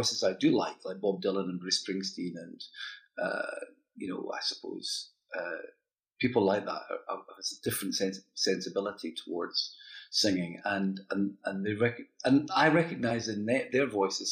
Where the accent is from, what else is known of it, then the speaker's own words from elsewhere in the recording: Dundee, Scotland, United Kingdom; I grew up in Dundee